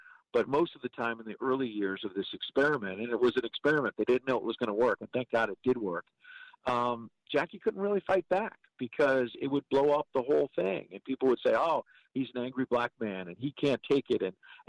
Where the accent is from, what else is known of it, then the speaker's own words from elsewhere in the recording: New York, United States; I'm from New York